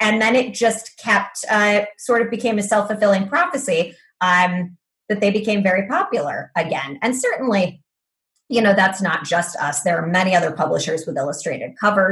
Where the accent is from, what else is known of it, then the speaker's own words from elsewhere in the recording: United States; I am an American